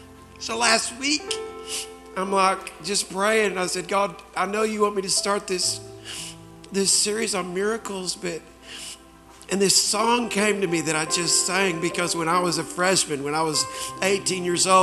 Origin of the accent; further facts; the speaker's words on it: Springfield, Missouri, United States; also born or lived in Dallas, United States; I came to Dallas from Springfield, Missouri, and had a tryout with the Dallas Cowboys at the old Texas Stadium.